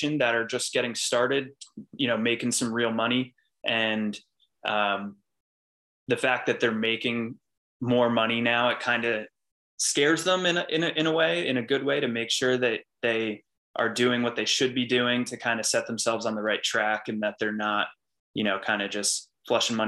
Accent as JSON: {"language": "English", "town": "Wall Township", "region": "New Jersey", "country": "United States", "tie": "born or raised there", "also_born_or_lived": "York, Pennsylvania", "said": "I grew up in Wall Township, New Jersey. It's in Monmouth County, right on the beach"}